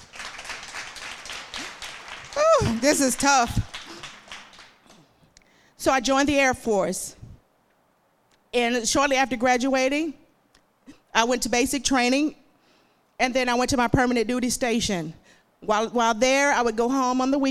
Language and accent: English; Emerson, Arkansas, United States; moved away as an adult; also born or lived in Magnolia, Arkansas; now in Hot Springs, United States; I was born and raised in Emerson, Arkansas, a small town just above the Louisiana state line.